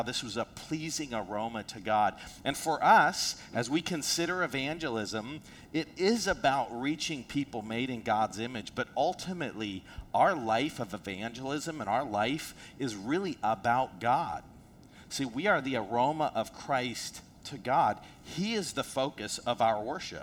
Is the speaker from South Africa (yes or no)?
yes; South Africa; moved away; I'm from South Africa.